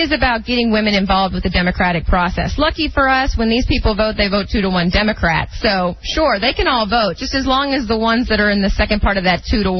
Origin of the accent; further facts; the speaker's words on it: East Texas, United States; She teaches in East Texas, where I'm from.